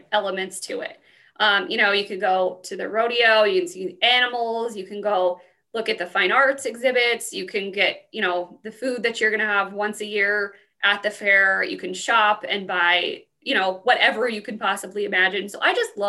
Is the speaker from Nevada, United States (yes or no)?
no; Pueblo, Colorado, United States; I'm from Pueblo, so I grew up coming to the fair for my entire life